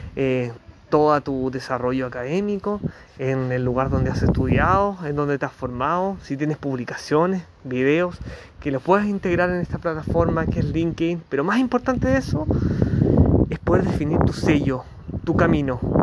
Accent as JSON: {"language": "Spanish", "country": "Chile", "said": "periodista de Chile"}